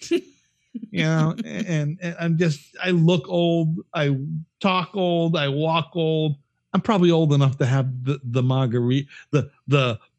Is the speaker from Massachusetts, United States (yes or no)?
yes; Worcester, Massachusetts, United States; so when i was living in Worcester because i grew up in Worcester hmm.